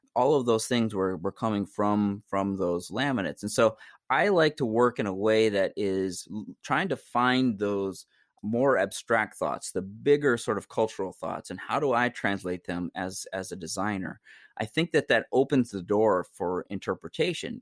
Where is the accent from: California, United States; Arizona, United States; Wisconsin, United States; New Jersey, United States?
Wisconsin, United States; I'm, I'm Oneida, I'm from Wisconsin, my indigenous people, I'm indigenous to New York State